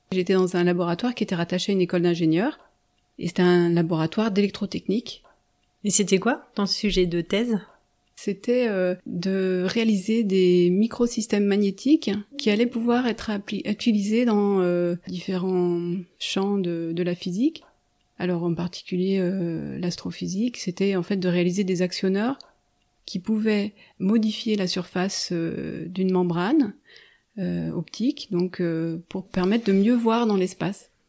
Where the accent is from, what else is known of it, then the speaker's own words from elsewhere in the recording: Haute-Savoie, near Annecy, Auvergne-Rhône-Alpes, France; now in La Tronche, France; j'ai grandi dans un hameau isolé d'un village euh, en Haute-Savoie, pas loin d'Annecy. Une montagnarde Tout à fait, dans les montagnes, au pied des montagnes et, loin de tout, loin du bruit de la ville.